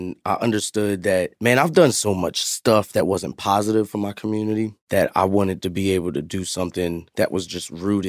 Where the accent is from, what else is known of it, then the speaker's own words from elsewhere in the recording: Bronx, New York, United States; Two New York City guys just trying to make some change.